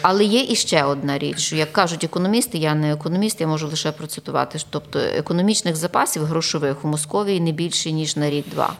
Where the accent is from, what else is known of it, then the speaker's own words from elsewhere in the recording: Galicia, Ukraine; ми, галичани